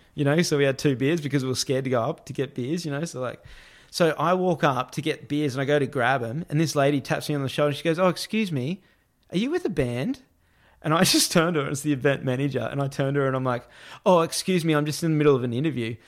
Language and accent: English; Australia; I'm this Australian being a reporter